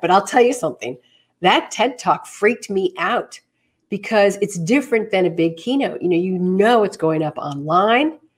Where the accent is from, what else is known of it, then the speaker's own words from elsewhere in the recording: New York City, New York, United States; moved away as an adult; I was born and bred right here in the city.